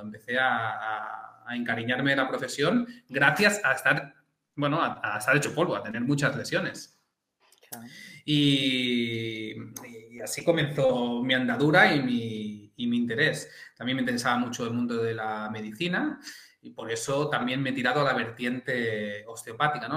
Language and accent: Spanish; Llobregat, Catalonia, Spain; soy del Llobregat y, usamos jerga más directa